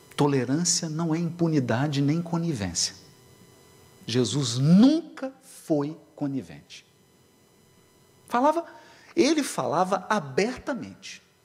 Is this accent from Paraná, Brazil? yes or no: no; Minas Gerais, Brazil; Lá em Minas a gente diz assim